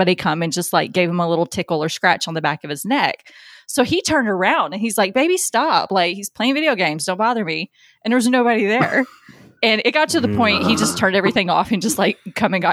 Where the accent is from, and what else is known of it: near Adams, Tennessee, United States; born or raised there; now in Arizona, United States